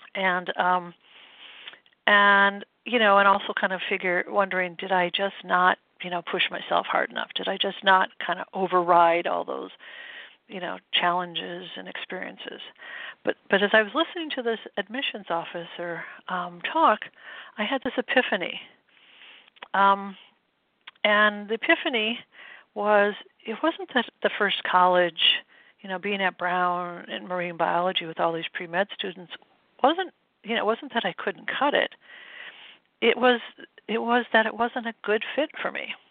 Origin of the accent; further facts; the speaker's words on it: Midwest, United States; moved away as an adult; now in New England, United States; I grew up in the Midwest, and I came out east to go to school